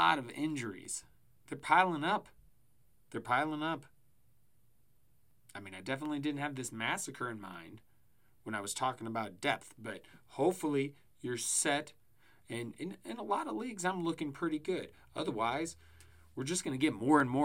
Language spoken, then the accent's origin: English; Colorado, United States; moved away; I grew up in Colorado before moving away